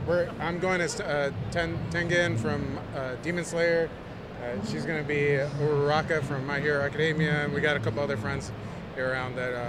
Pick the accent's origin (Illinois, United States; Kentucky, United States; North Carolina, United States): Illinois, United States; Bloomington; Bloomington, Illinois.